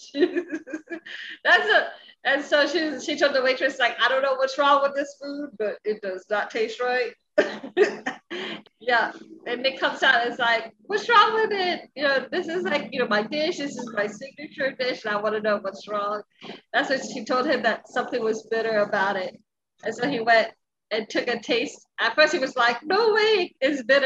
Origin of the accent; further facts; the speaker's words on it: Philippines; I'm Filipino